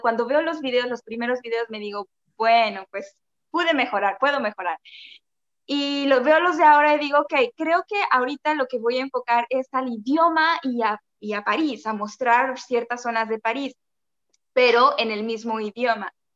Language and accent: Spanish; Mexico City, Mexico; moved away as an adult; also born or lived in Mérida, Mexico; Yo soy de la Ciudad de México y viví en Mérida los cuatro años de mi carrera